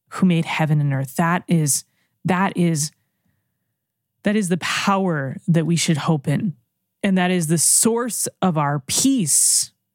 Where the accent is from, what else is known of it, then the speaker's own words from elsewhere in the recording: United States; I'm an American.